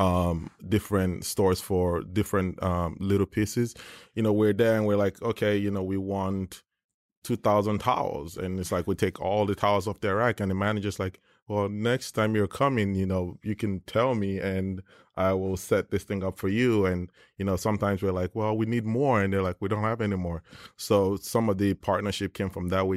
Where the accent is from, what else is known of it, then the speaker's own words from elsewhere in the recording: Nigeria; moved away; I grew up in Nigeria